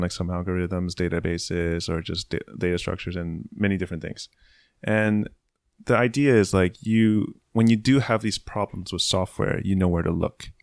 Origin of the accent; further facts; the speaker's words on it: San Francisco, California, United States; moved away as an adult; also born or lived in San Jose; now in Tokyo, Japan; born and raised in San Francisco